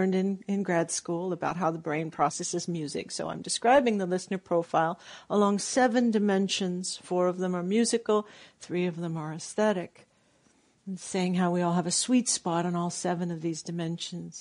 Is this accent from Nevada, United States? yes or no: no; Southern California, United States; I grew up in Southern California